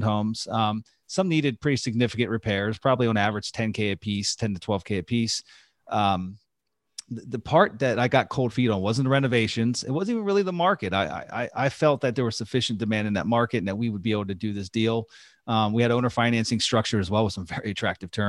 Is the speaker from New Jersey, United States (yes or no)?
no; Pennsylvania, United States; moved away; There was a park in Pennsylvania, actually my hometown